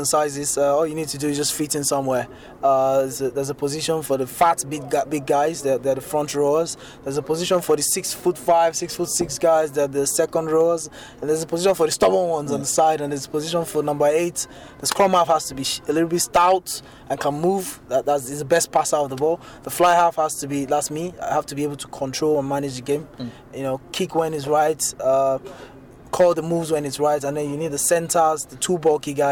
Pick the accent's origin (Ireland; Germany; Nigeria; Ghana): Nigeria; Lagos; we moved homes from Suleri to Ekotun Igbe. And then I had to live with my grandma in Suleri.